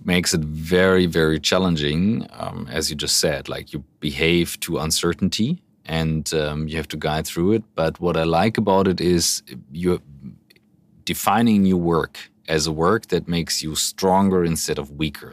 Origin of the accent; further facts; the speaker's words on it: Hamburg, Germany; as big as Hamburg, my hometown